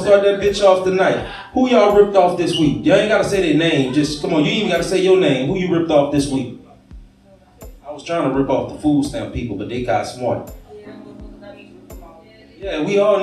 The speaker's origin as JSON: {"language": "English", "town": "Gonzales", "region": "Louisiana", "country": "United States", "moved": "as an adult", "lives_now": "Baton Rouge, United States", "said": "I ain't from Baton Rouge neither. I just live out here. I'm from Gonzales, y'all. I ain't that far away. I'm country, okay"}